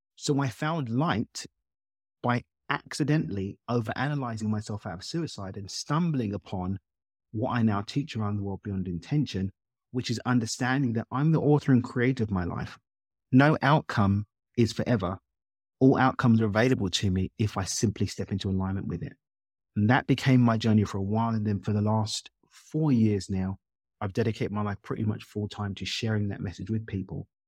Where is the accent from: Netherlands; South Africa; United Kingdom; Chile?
United Kingdom; London; child of Zimbabwean immigrants born and raised in East London in the U K.